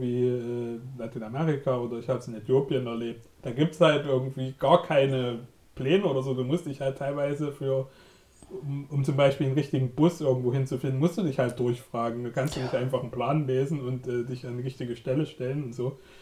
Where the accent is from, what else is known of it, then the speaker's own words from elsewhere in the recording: Germany; als Deutsche